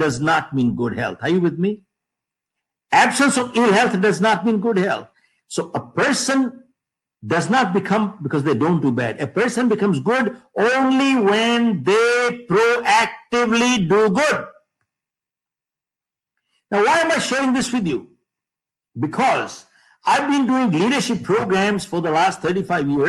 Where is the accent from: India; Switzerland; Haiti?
India; moved away as an adult; now in United States; I've been living in the US for the past 45 years, but I'm an Indian.